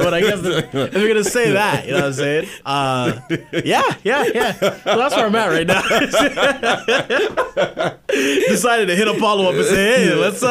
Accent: Mississauga, Ontario, Canada; I live in the GTA. Saga specifically.

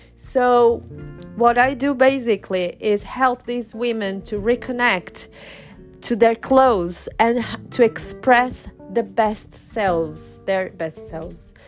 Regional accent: Brazil; first language Portuguese; English is a second language; also born or lived in Chile / north of England, United Kingdom; now in United Kingdom; i am from brazil i'm brazilian and in brazil we speak portuguese brazilian portuguese so that's my first language

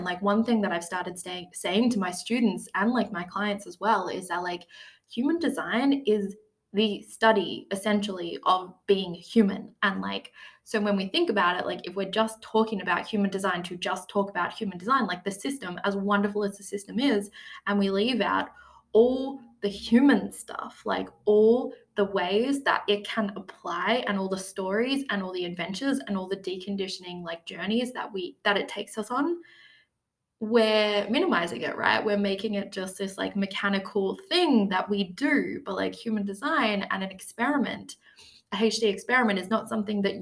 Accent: Australia; 5 months of travel all around Australia, which I was lucky enough to do to see my home country

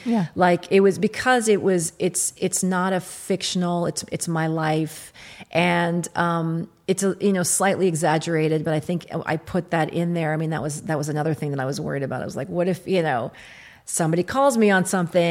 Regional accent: Kentucky, United States; moved away; also born or lived in Iraq; I was born in Iraq. I grew up in Kentucky.

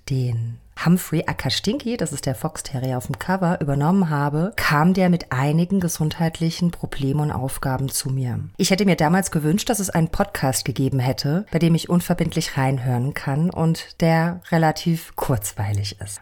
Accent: Karlsruhe, Baden-Württemberg, Germany; moved away as an adult; now in Berlin, Germany; Wie ihr wahrscheinlich hin und wieder hören werdet, komme ich ursprünglich aus Karlsruhe, aber ich lebe seit 15 Jahren in Berlin.

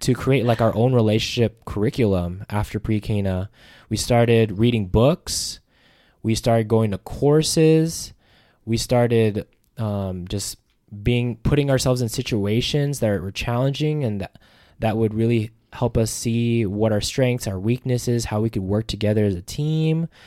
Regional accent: Las Vegas, Nevada, United States; also born or lived in Hawaii; I'm from Las Vegas, Nevada

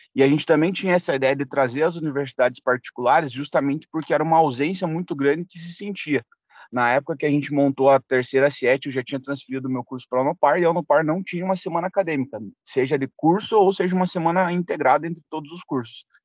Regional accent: Ponta Grossa, Paraná, Brazil; Sou natural aqui de Ponta Grossa

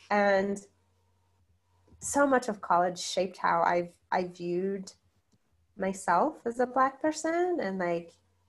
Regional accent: Zimbabwe; also born or lived in South Africa; Because I was like, well, if I tell them I'm from Zimbabwe, they're going to, like, think I'm poor.

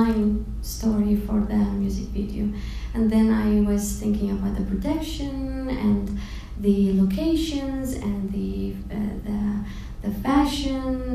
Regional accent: Kuwait; from Kuwait

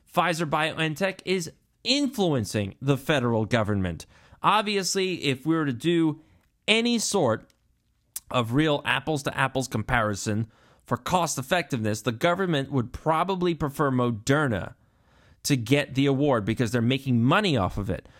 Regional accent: United States; I'm American

